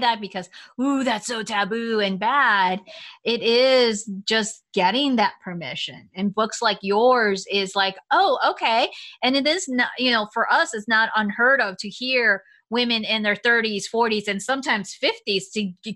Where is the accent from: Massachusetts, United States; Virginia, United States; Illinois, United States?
Illinois, United States; Chicago; I grew up in Chicago